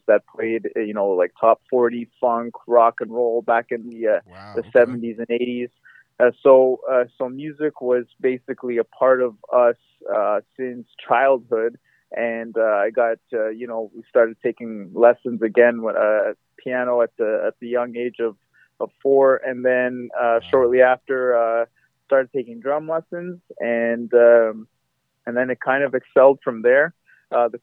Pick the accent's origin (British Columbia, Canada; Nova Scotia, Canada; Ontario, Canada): Ontario, Canada; Mississauga; I was born and raised in Toronto, just outside of Toronto, city next door to Toronto called Mississauga.